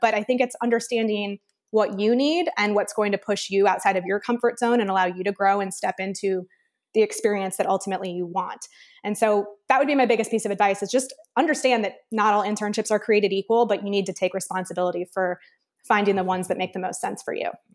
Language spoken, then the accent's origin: English; Midwest, United States; grew up in the Midwest, Big Ten